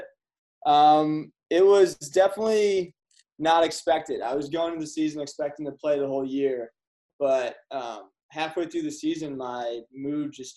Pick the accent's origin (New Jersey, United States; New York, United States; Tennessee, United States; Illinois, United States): New York, United States; Central; growing up in Central New York